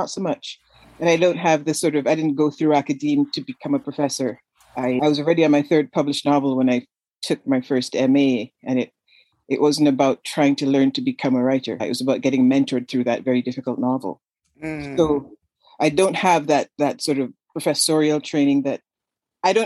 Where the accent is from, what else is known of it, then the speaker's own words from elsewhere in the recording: Canada; moved away as an adult; now in United States; I'm from Canada